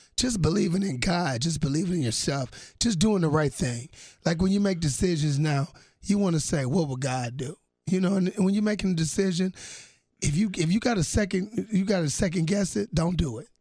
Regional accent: Milwaukee, Wisconsin, United States; I'm from Milwaukee

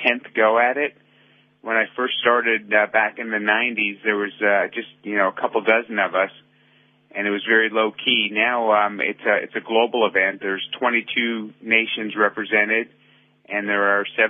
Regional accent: San Francisco, California, United States; my hometown of San Francisco

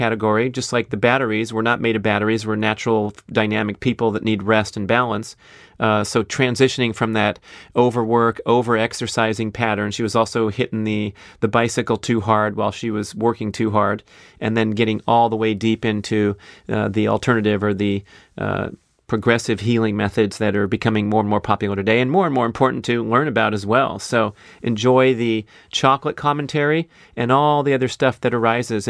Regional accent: San Fernando Valley, California, United States; growing up in the San Fernando Valley, a large Jewish community

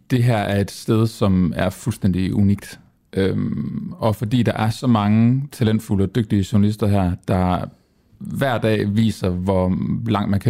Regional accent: Jutland, Denmark; nu er jeg jyde

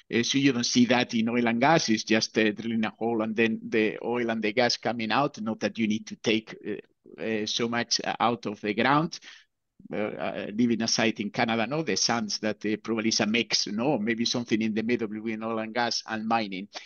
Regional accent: Bilbao, Basque Country, Spain; moved away; I come originally from Bilbao

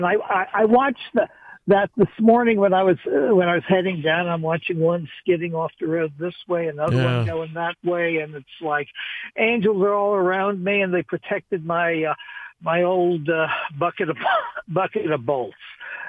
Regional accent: New York City, New York, United States; now in Westerville, United States; I remember growing up in New York City

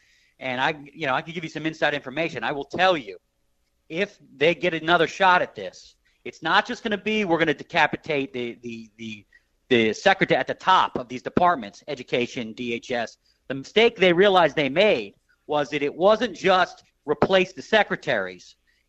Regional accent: Philadelphia, Pennsylvania, United States; also born or lived in D.C. suburbs; now in Washington, D.C. suburbs, United States; I'm from Philadelphia originally, but unfortunately, you guys are calling me from Swamp Central in the D.C. suburbs.

